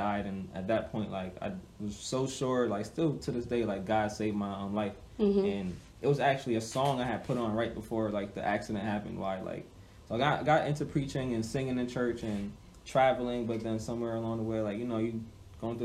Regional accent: Hartford, Connecticut, United States; I grew up in Hartford. I was born at St. Francis Hospital

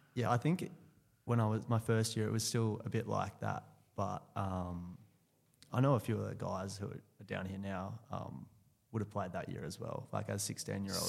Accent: Clackline, Western Australia, Australia; also born or lived in Subiaco, Western Australia / Chidlow, Western Australia; I grew up actually out near Northam in, uh, in a place called Clachlon.

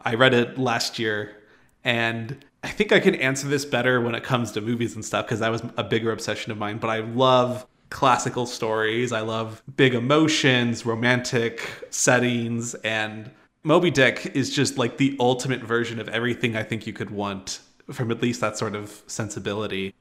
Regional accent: Albuquerque, New Mexico, United States; I was born and raised in Albuquerque

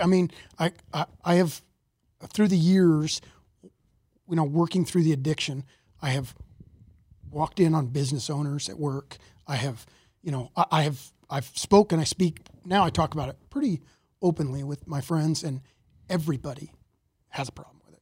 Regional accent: Mesa, Arizona, United States; I, I grew up, uh, in Mesa, Arizona

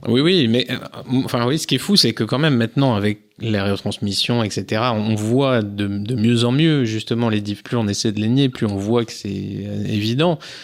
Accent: Jura, Bourgogne-Franche-Comté, France; moved away; also born or lived in Nord, near the Belgian border; je suis originaire du Jura. Maintenant je vis dans le Nord, près de la frontière belge.

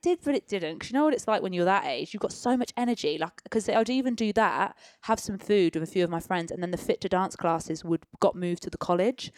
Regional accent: Peterborough, East of England, United Kingdom; moved away; also born or lived in London; born and raised in Peterborough

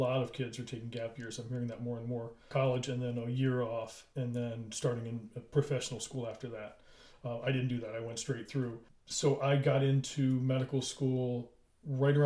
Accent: Maryland, United States; I was from Maryland

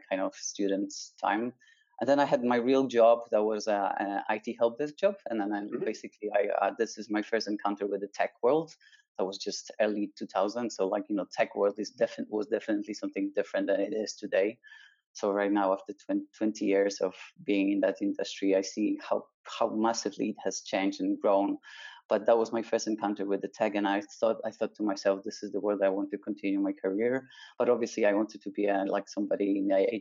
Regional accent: Poland; now in Barcelona, Spain; I was a kid, a teenager brought up in Poland

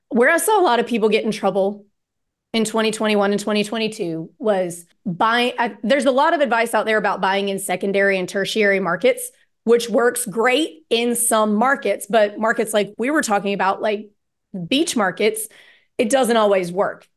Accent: Starkville, Mississippi, United States; I grew up in Starkville, Mississippi

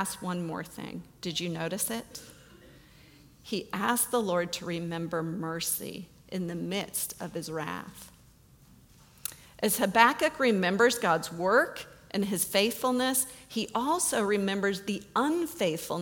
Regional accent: United States; we as American Christians

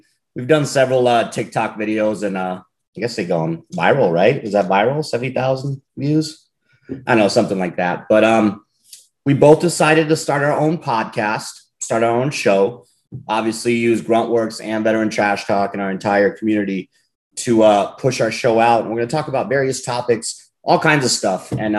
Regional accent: Germany; I always mentioned growing up in Germany, but it is what it is.

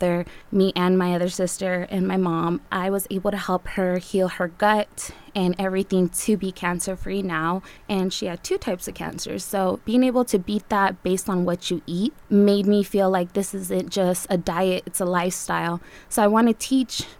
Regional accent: South Tucson, Arizona, United States; also born or lived in Navojoa, Sonora, Mexico; I'm from South Tucson

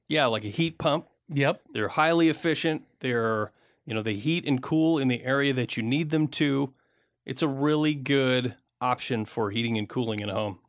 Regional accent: Michigan, United States; I grew up in Michigan

